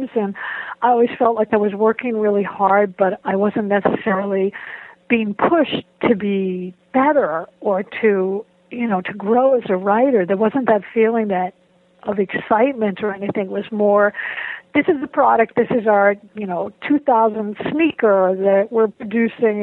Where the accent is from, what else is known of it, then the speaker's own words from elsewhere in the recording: Boston, Massachusetts, United States; moved away as an adult; also born or lived in Waltham, Massachusetts / Madison, Wisconsin / Ann Arbor, Michigan; I grew up in Boston